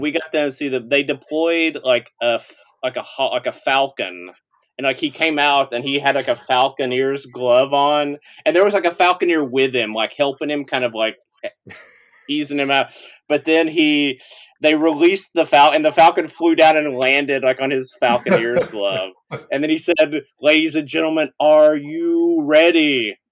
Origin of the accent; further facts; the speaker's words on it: Tazewell, Tennessee, United States; born and raised in Tazewell, Tennessee